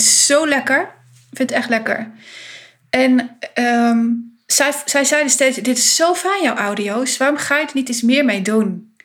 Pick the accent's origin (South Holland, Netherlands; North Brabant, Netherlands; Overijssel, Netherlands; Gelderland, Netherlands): Gelderland, Netherlands; Winterswijk; Ik kom uit de achterhoek. Ehm, ik ben in Winterswijk geboren.